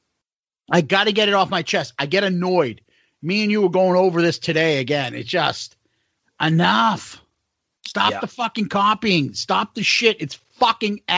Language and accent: English; Boston, Massachusetts, United States; we're from Boston